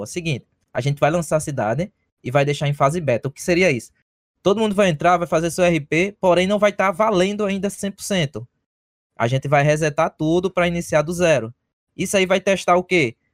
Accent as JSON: {"language": "Portuguese", "country": "Brazil", "moved": "yes", "lives_now": "United States"}